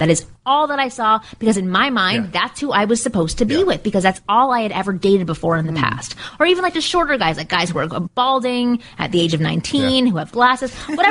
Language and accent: English; Canada; now in Georgia, United States; We live in LA. I grew up in Canada.